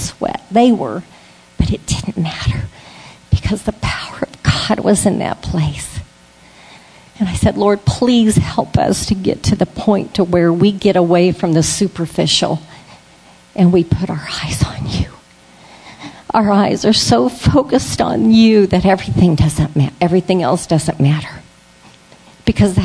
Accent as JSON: {"language": "English", "region": "Florida", "country": "United States", "said": "I'm from Florida"}